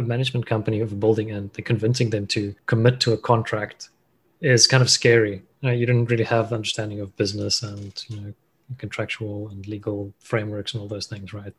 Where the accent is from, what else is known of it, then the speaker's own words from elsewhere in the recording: Cape Town, Western Cape, South Africa; also born or lived in Stellenbosch; I'm a South African. Grew up in Cape Town.